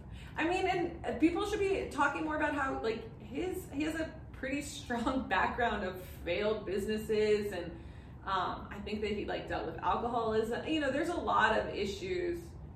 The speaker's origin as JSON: {"language": "English", "town": "Miami", "region": "Florida", "country": "United States", "tie": "born or raised there", "said": "I grew up in Miami"}